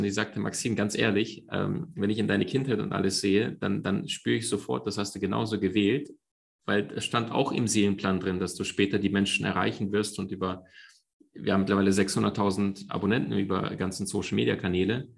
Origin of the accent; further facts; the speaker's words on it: Crimea, Ukraine; moved away; Meine Mom und ich, wir sind in der Ukraine aufgewachsen. Das war ähm, auf der Halbinsel Krim